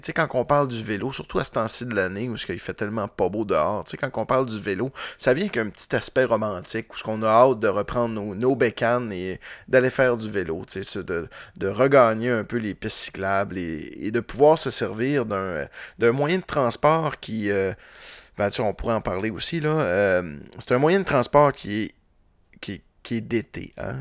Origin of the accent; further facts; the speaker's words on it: Roberval, Quebec, Canada; now in Quebec City, Canada; je viens de Roberval, puis au lac Saint-Jean